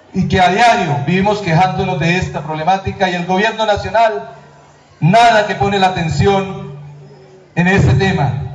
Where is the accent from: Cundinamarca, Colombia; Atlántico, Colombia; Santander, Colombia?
Cundinamarca, Colombia; Quebradanegra; mi tierra